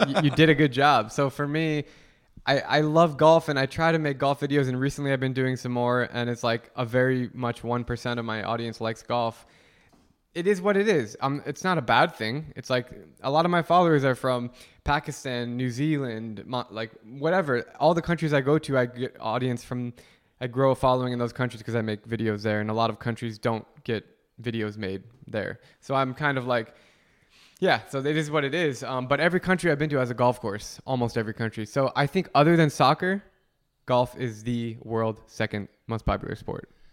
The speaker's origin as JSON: {"language": "English", "town": "Scottsdale", "region": "Arizona", "country": "United States", "tie": "born or raised there", "also_born_or_lived": "South East Asia", "moved": "yes", "said": "I grew up in Scottsdale"}